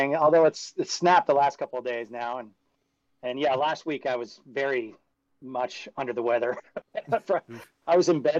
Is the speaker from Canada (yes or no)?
yes; Canada; Being Canadian